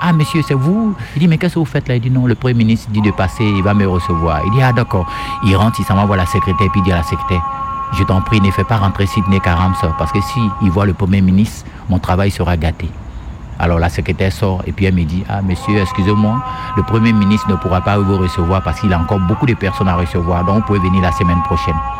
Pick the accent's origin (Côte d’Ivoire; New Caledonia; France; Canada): Côte d’Ivoire; Je suis né en Côte d'Ivoire